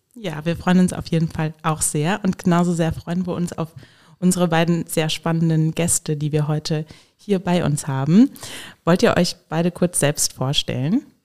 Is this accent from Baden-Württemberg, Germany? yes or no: no; Hesse, Germany; now in Koblenz, Germany; Ich komme selbst aus Hessen